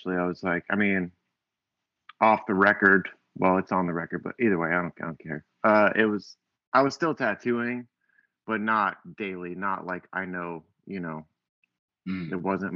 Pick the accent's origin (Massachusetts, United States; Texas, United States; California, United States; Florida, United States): Florida, United States; also born or lived in Portland, Oregon; I'm from Florida originally. I grew up here.